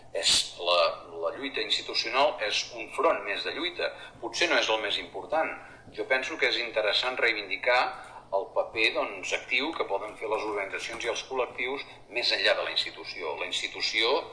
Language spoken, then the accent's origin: Catalan; Girona, Catalonia, Spain; jo que sóc de Girona